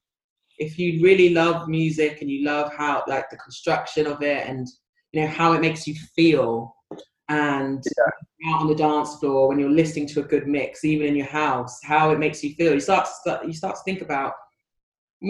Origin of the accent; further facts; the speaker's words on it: London, United Kingdom; I'm Belsize Park